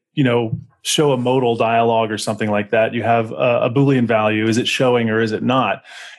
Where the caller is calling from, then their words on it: Corrales, New Mexico, United States; also born or lived in Austin, United States; I should mention I'm calling in from Corrales, New Mexico, since everybody else gave their location.